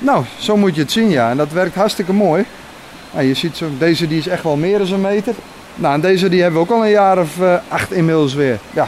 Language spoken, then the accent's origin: Dutch; Friesland, Netherlands; now in Luttelgeest, Netherlands; Ik kom van oorsprong uit Friesland